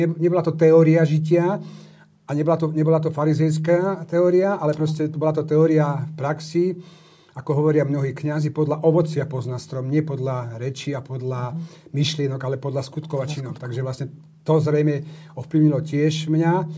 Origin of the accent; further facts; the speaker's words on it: Piešťany, Trnava Region, Slovakia; ja som vyrastal s mamou, s babičkou v Piešťanoch